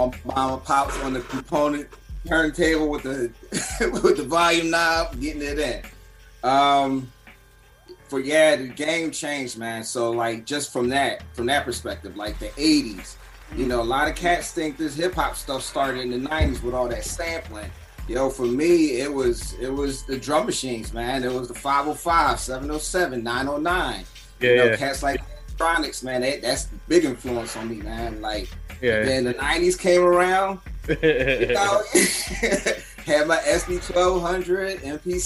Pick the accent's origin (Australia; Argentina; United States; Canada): United States; Philadelphia, Pennsylvania; I'm from Philly